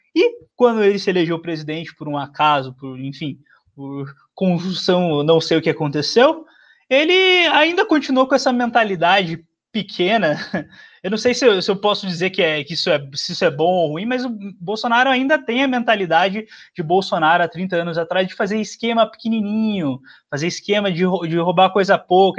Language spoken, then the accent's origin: Portuguese; Curitiba, Paraná, Brazil; sou de Curitiba